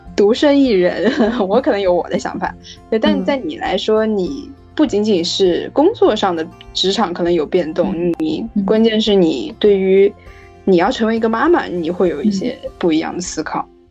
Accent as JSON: {"language": "Chinese", "town": "Guiyang", "region": "Guizhou", "country": "China", "tie": "born or raised there", "moved": "as an adult", "lives_now": "Beijing, China", "said": "我上大学以后就没有在贵阳了。然后所以我就觉得这个地方，虽然它是我的家乡"}